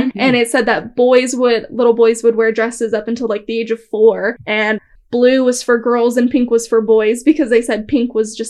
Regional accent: Oklahoma, United States; we're from Oklahoma

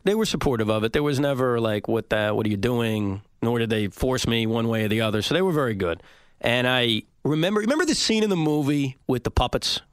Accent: Woodmere, New York, United States; also born or lived in Maryland; I was growing up in Woodmere, Long Island, uh, right near John F. Kennedy Airport.

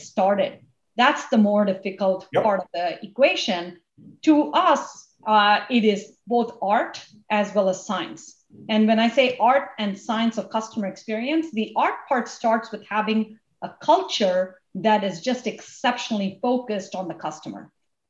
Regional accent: India; now in United States; where I grew up in India and my whole story of coming to this country

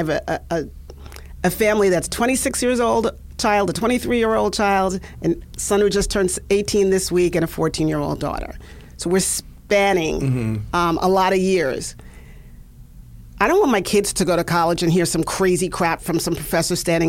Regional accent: Long Island, New York, United States; accent: New York; I was a middle-class kid in a suburb in Long Island.

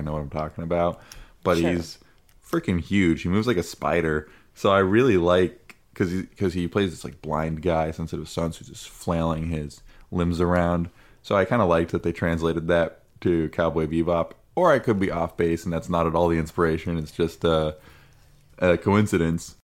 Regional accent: United States; an American

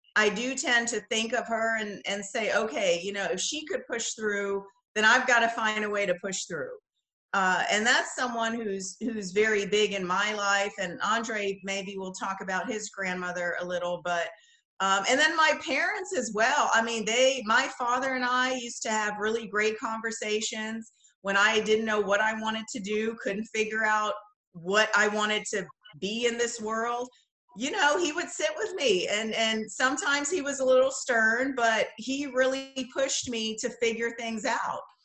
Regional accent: Bahamas; moved away as an adult; also born or lived in Los Angeles / Netherlands; I grew up in the Bahamas. I moved here for college, for school, graduate school, and that's what took me to LA.

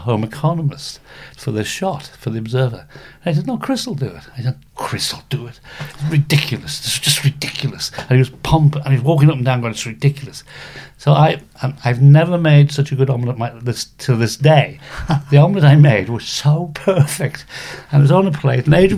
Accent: Isle of Man; moved away as an adult; the Isle of Man.

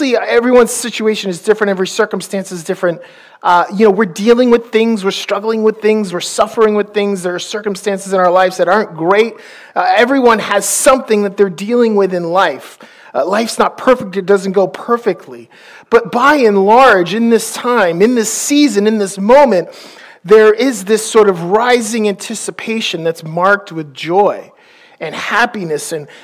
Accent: Maine, United States; I'm from Maine

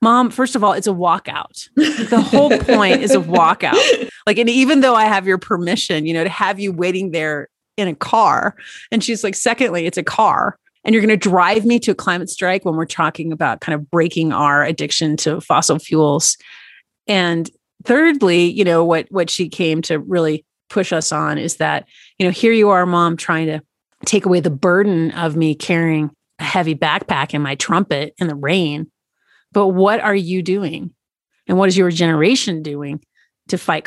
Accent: East Tennessee, United States; moved away; also born or lived in Washington, D.C. area; I grew up in East Tennessee, right near the Great Smoky Mountains.

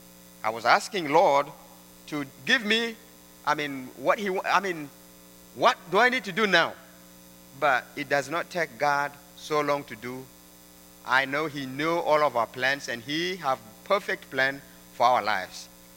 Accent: South Sudan; moved away as an adult; also born or lived in Mundri / United States; growing up in South Sudan, studying under the tree, writing on the dirt, not using pen and pencil

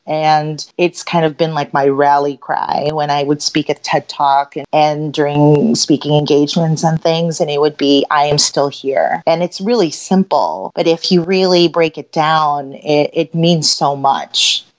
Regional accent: Philippines; now in Chicago, United States; I'm Filipina. I was actually born in the Philippines, and my family immigrated here during there was martial law and there was a little bit of a revolution in the Philippines in 1987 to 1989.

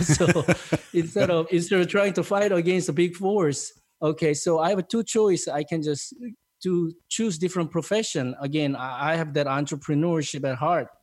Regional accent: South Korea; English is a second language; moved away as an adult; also born or lived in Tennessee, United States

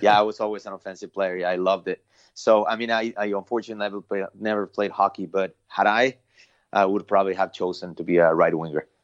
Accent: Mexico City, Mexico; also born or lived in Long Beach, California; now in United States; born and raised in Mexico City

